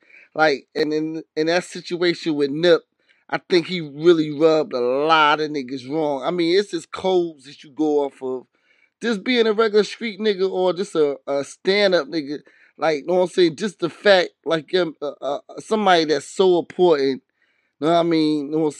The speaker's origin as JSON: {"language": "English", "region": "New Jersey", "country": "United States", "tie": "born or raised there", "said": "And then I was raised in Jersey also."}